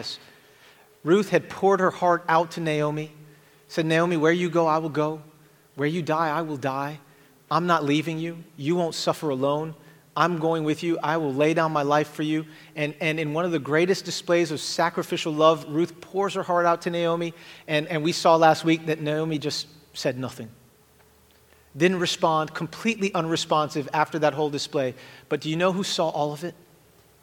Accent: Jamaica; accent: Jamaican; if I said that word funny, it's because I'm Jamaican, and that's how we say that word

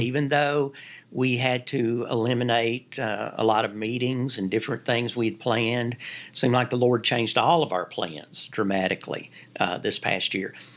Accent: Kentucky, United States; moved away as an adult; also born or lived in North Carolina / Virginia; my home state

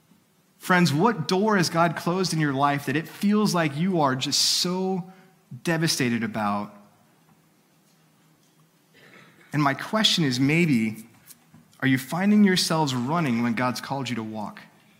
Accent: California, United States; now in Texas, United States; But I came from California. And when I lived in California, one of my dreams

